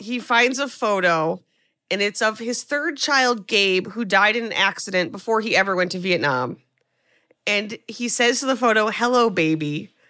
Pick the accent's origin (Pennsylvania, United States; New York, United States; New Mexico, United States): New York, United States; as a New Yorker